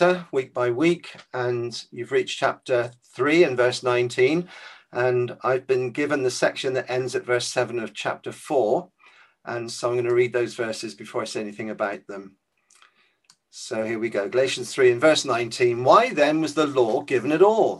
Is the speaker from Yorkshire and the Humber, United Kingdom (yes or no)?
no; Weymouth, South West England, United Kingdom; the church I grew up in Weymouth